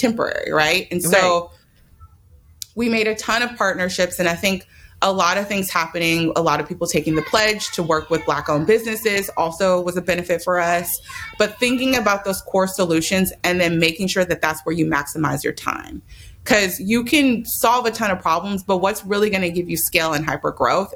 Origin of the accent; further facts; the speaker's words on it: Oakland, California, United States; I was raised in Oakland